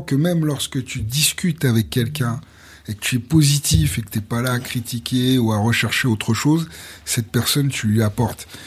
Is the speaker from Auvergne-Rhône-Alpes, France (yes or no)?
yes; Lyon, Auvergne-Rhône-Alpes, France; moved away as an adult; also born or lived in Vaulx-en-Velin / Martinique (family origin) / Paris; now in Guadeloupe, France; on est né à Lyon